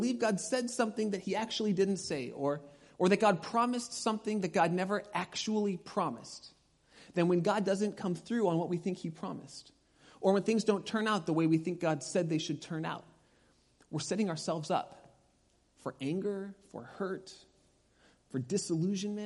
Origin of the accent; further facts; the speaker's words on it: Pasadena, California, United States; moved away; I grew up in Pasadena